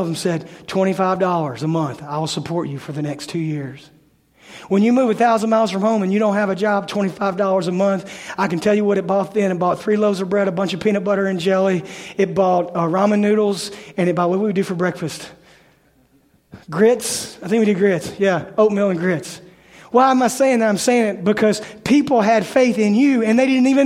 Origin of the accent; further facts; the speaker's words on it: Memphis, Tennessee, United States; I'm from Memphis.